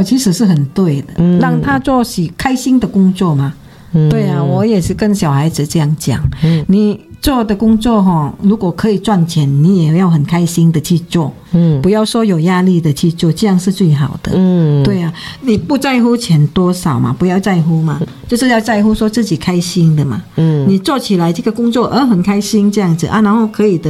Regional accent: Indonesia; 你看我们乡下人这样子，印尼哈，

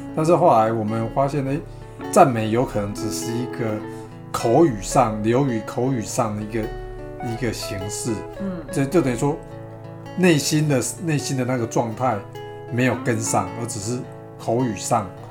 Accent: Taiwan; accent: Taiwanese Mandarin (台湾国语); 我台湾国语

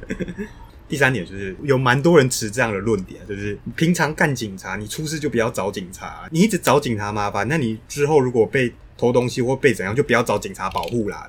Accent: Taiwan; 我们台湾这边

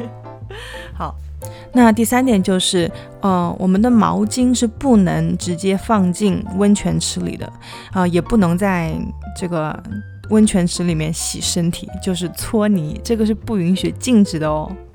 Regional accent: southern China, China; now in Tokyo, Japan; 我作为一个南方人，没有经过东北的澡堂子

